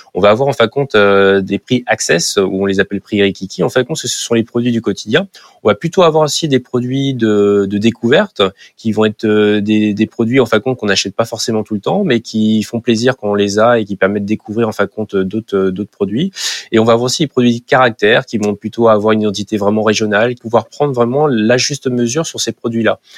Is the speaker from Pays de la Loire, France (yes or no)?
yes; Nantes, Pays de la Loire, France; en tant que Nantais